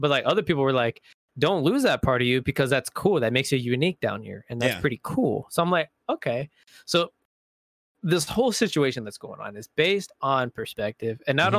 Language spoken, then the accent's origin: English; Indiana, United States; moved away; I'm from Indiana. And I said and pop